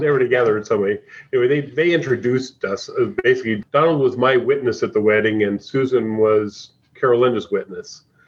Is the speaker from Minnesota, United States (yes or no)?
yes; Anoka, Minnesota, United States; my hometown of Anoka